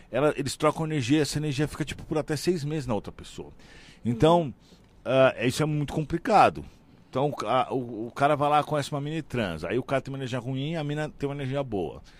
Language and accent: Portuguese; São Paulo, Brazil; now in Balneário Camboriú, Brazil; Eu sou de São Paulo, ah, mas né? Não mas eu não moro mais em São Paulo, moro em Balneário Camboriú